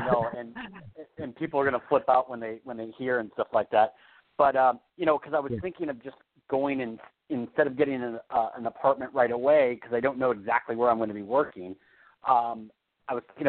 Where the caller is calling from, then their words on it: California, United States; in California.